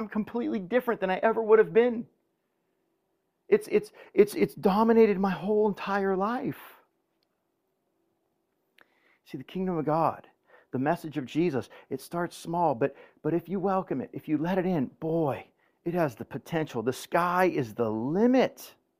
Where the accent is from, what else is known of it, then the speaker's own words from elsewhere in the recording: Woodland Hills, California, United States; You know, I grew up in Woodland Hills, and I grew up Sicilian